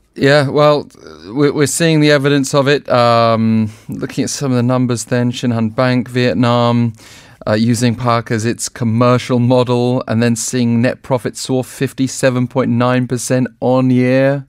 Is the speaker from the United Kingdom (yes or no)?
yes; England, United Kingdom; You and I both being English